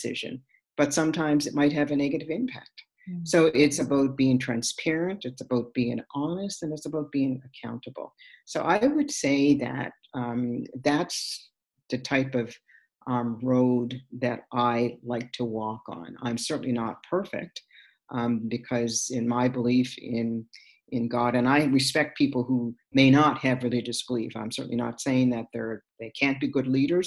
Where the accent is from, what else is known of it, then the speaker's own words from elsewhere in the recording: Sydney, Nova Scotia, Canada; my growing up in Sydney Whitney Pier, with her father.